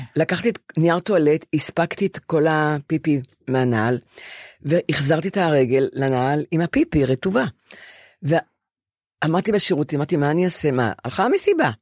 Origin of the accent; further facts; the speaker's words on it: Ramat Gan / Bnei Brak, Tel Aviv District, Israel; עברנו לב... לגור עם, עם סבא שלי בבני ברק לשלוש آ- שנים, אה. כי בנו בית ברמת גן